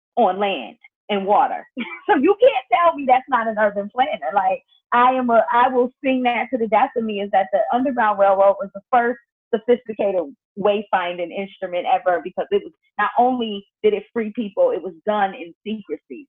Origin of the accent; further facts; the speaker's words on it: Buffalo, New York, United States; moved away as an adult; now in New York City, United States; I'm from Buffalo